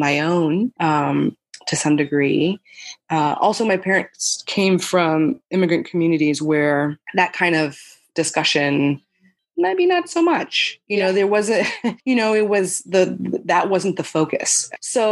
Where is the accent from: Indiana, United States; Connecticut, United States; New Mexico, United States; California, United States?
New Mexico, United States; Albuquerque; I grew up in Albuquerque, New Mexico